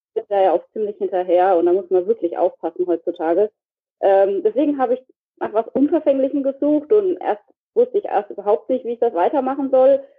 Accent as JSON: {"language": "German", "area": "Heidelberg region", "region": "Baden-Württemberg", "country": "Germany", "said": "ich komme hier aus der Re Region von Heidelberg, also das, was ich auch bei Twitter bei mir eigentlich immer steht. Mhm. Also da komme ich auch her"}